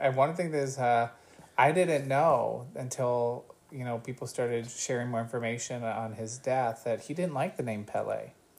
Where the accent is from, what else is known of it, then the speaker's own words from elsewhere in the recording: Southern Ohio, United States; growing up in Southern Ohio